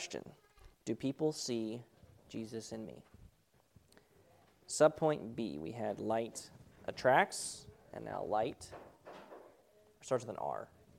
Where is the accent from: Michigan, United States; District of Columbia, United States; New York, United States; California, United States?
California, United States; Because I grew up in Southern California and had never seen a rat running around our home, I thought this would be a great adventure.